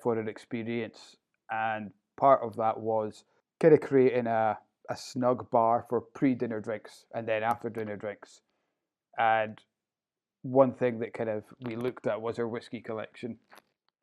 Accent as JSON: {"language": "English", "town": "Inverurie", "region": "Scotland", "country": "United Kingdom", "tie": "born or raised there", "said": "So I'm a Northeast loon, born and brought up in Inverurie, and not really ventured far from it"}